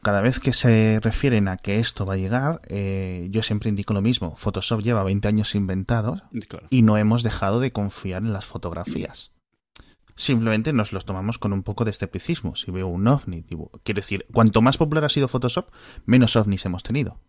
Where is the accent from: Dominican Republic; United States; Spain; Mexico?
Spain